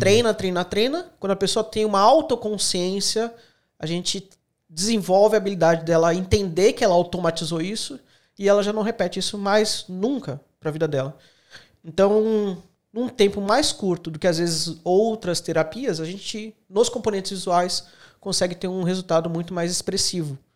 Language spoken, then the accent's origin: Portuguese; Santos, São Paulo, Brazil; moved away as an adult; also born or lived in Canoinhas, Santa Catarina; now in Australia; Eu sou natural de Santos, São Paulo.